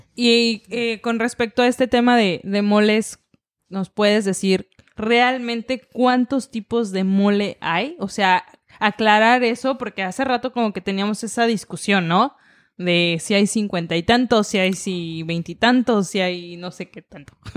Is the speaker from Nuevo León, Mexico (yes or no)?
no; Taxco, Guerrero, Mexico; yo soy de Tasco